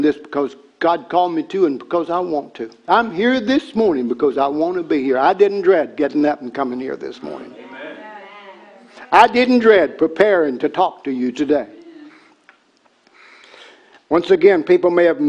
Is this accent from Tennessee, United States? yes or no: yes; Tennessee, United States; I was a redneck from Tennessee. I grew up on cornbread